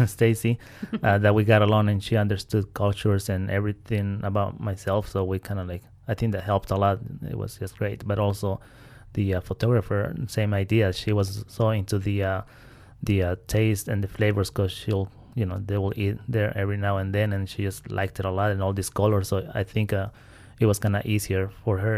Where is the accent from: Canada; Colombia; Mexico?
Mexico; Veracruz; moved away; also born or lived in Puebla; born and raised in Veracruz, really south, close to Oaxaca.